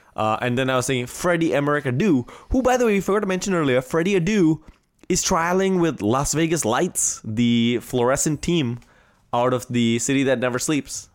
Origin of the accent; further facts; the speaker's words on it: India; first language Marathi; English is a second language; moved away; in Marathi, my, my mother tongue, which I grew up